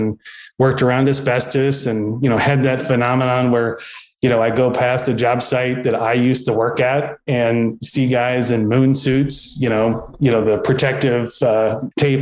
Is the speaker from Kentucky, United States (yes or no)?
yes; Danville, Kentucky, United States; I was born and raised in Danville, Kentucky, which is in Boyle County.